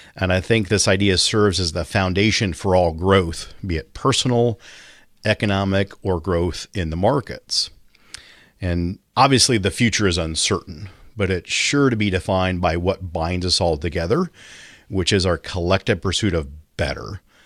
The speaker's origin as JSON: {"language": "English", "region": "Kansas", "country": "United States", "tie": "born or raised there", "said": "in my hometown, the paper came out once a week"}